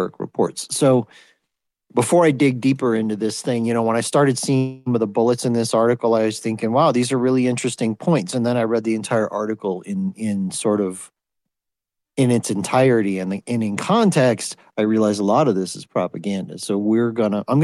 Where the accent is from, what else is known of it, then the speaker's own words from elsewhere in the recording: United States; I'm American